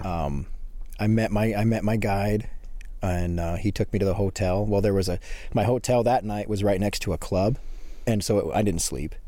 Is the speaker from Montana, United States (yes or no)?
yes; Montana, United States; I'm from a little small town in Montana